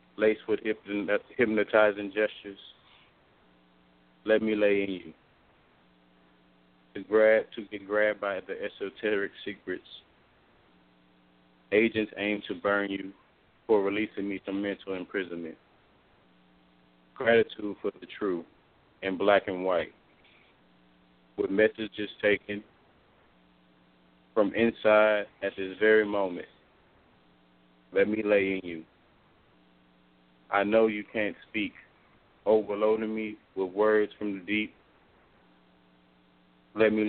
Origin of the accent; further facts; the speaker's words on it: New Orleans, Louisiana, United States; I'm from New Orleans, and I'm a poet